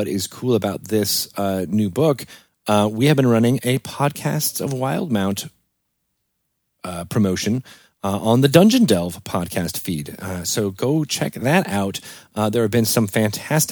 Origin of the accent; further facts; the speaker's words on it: East Lyme, Connecticut, United States; in East Lyme, Connecticut. I'm like, that was my hometown.